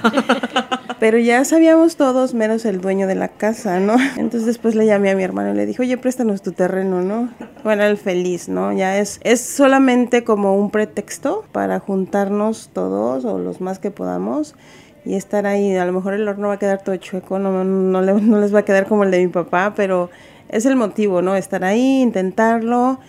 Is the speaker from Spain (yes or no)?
no; Cuernavaca, Morelos, Mexico; moved away as an adult; now in Berkeley, United States; soy de Cuernavaca, Morelos